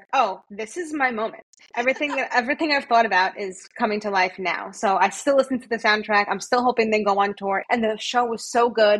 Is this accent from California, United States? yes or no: no; New Jersey, United States; Well, I'm born and raised in New Jersey.